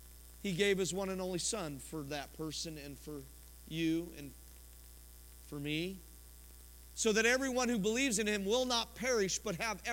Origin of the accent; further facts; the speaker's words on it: Colorado, United States; I was born in Colorado, raised in Colorado